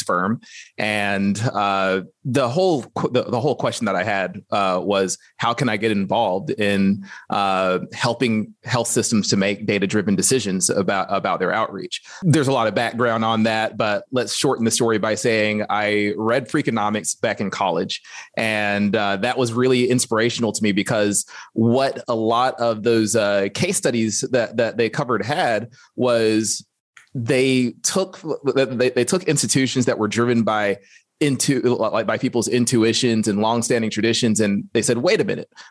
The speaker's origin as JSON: {"language": "English", "region": "Alabama", "country": "United States", "tie": "born or raised there", "said": "growing up in Alabama"}